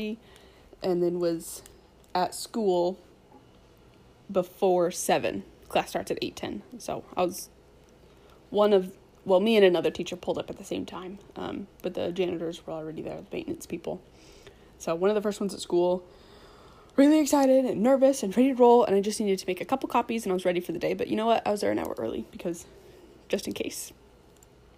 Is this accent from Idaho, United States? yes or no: yes; Boise, Idaho, United States; I grew up in the Boise area